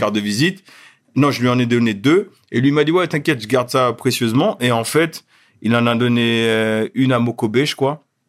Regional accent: Schoelcher, Martinique; moved away as an adult; also born or lived in Créteil / Fort-de-France / Le Carbet; now in Paris, France; j'ai grandi euh, toute mon enfance et adolescence en Martinique. Après, j'ai glissé à Paris pour mes études.

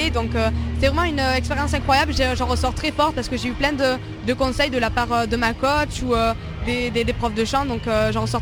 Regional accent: Provence-Alpes-Côte d'Azur, France; J'ai grandi ben, dans le sud, à côté d'Avignon, et je je vis toujours là-bas.

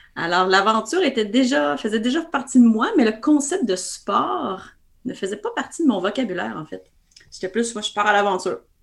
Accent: Quebec, Canada; accent: Québécois; mon accent québécois me, précède, donc euh, je ne peux me cacher derrière. Donc, je suis bien canadienne-française.

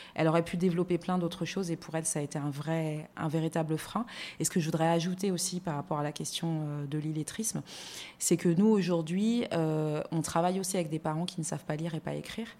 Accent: France; moved away as an adult; also born or lived in Luxembourg; now in Abidjan, Côte d'Ivoire; Je suis née en France, j'ai grandi en France.

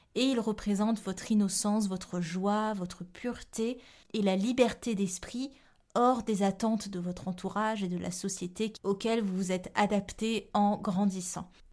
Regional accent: Réunion; Je viens de la Réunion

